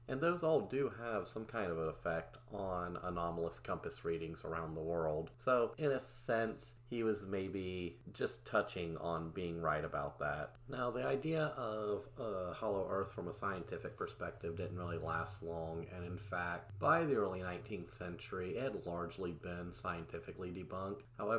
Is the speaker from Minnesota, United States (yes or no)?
no; Ohio, United States; And actually, in my home state, in the city of Hamilton, Ohio, there's even a monument to him and his ideas.